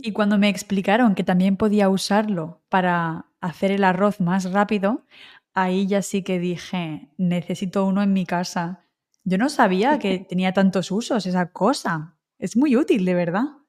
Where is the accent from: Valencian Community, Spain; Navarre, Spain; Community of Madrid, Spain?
Valencian Community, Spain; Alicante; also born or lived in Wrocław, Poland; tú has estado en mi ciudad, ¿no? Has estado en Alicante.